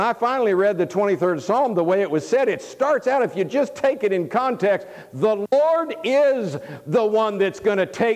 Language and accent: English; Tampa, Florida, United States; moved away as an adult; I was raised a Florida boy, born and raised in Tampa, Florida, lived there for 27 years